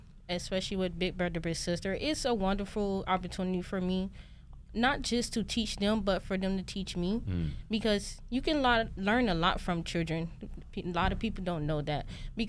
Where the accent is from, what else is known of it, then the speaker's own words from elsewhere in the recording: Miami, Florida, United States; I'm from Miami, Florida. I attended Miami Northwestern Senior High School.